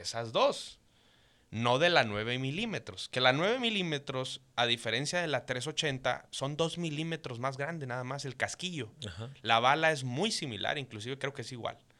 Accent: Caborca, Sonora, Mexico; yo nací en Caborca, Sonora, este, tierra caliente

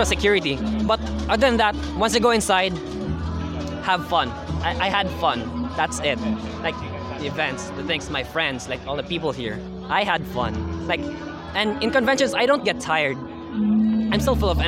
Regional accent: Ipil, Zamboanga Peninsula, Philippines; I'm from Ipil, like Sabuanga, Sibugay

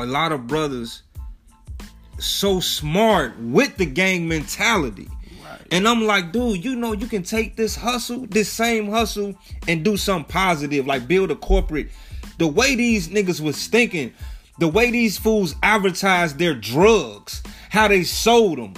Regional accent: Chicago, Illinois, United States; we both from Chicago, born and raised

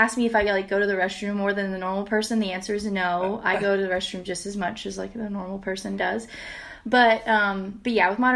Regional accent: San Antonio, Texas, United States; now in Houston, United States; Originally from San Antonio, Texas, born and raised in Texas

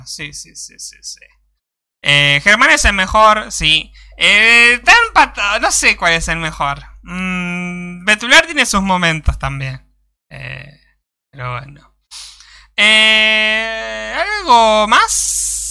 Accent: Argentina; somos argentinos

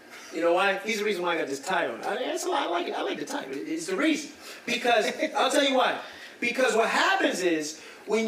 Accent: Newark, New Jersey, United States; I'm from Newark, New Jersey.

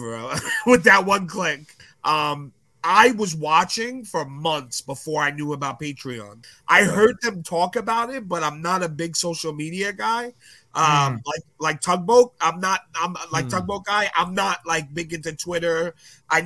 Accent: New York City, New York, United States; growing up in Brooklyn, it's like a different life. And I grew up in the ghetto

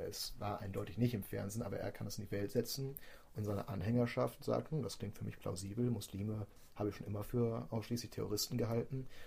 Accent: Germany; wir als Deutsche

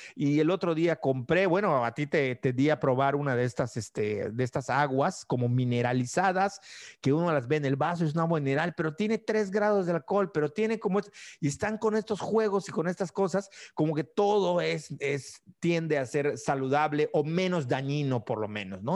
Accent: Mérida, Yucatán, Mexico; moved away as an adult; also born or lived in Zamora, Michoacán; cuando me fui de Mérida a estudiar a Zamora, Michoacán

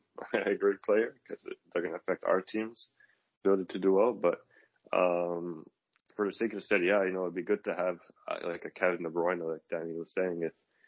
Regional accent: Canada; as a Canadian

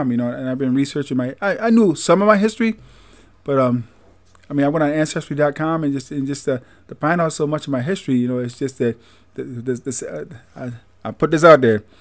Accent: Greensboro, North Carolina, United States; Carolina, Greensboro, yeah. and uh, North Carolina, uh, Camp Hill, uh, Alabama, Tuscaloosa, Alabama.

